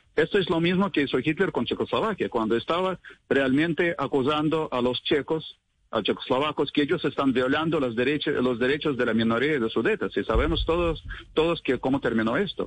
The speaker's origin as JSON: {"language": "Spanish", "country": "Russia", "tie": "born or raised there", "second_language": "Spanish", "moved": "as an adult", "lives_now": "Cali, Colombia", "said": "Yo viví, yo crecí en la Unión Soviética"}